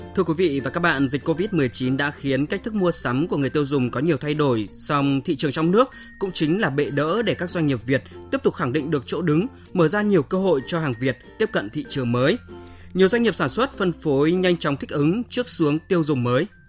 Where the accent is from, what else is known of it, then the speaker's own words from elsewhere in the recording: Vietnam; Chúng tôi là người Việt Nam